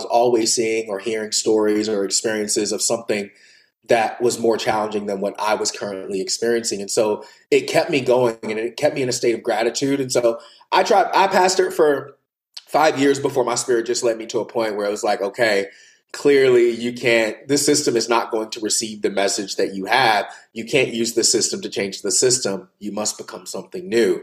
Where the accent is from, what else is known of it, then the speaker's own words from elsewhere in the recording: the Bible Belt, United States; moved away; I grew up in the Bible Belt.